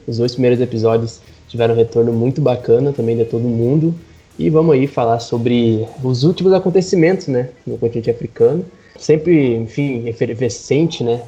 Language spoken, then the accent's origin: Portuguese; Rio Grande do Sul, Brazil; moved away; no Carrefour em Porto Alegre, justamente num estado aonde eu nasci, né, onde eu vivi e sempre volto anualmente